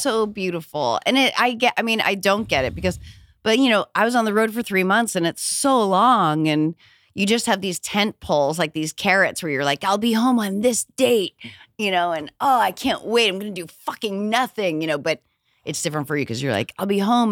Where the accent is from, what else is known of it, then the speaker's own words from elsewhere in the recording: New Hampshire, United States; I'm from New England